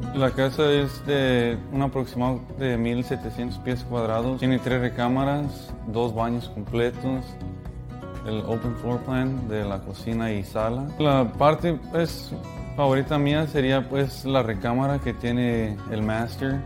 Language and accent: Spanish; Mexico; moved away; igual mexicano